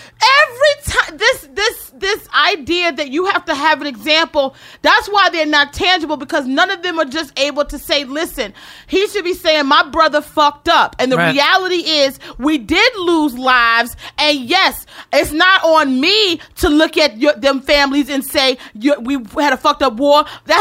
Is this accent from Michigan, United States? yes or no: no; Baltimore, Maryland, United States; I'm from Baltimore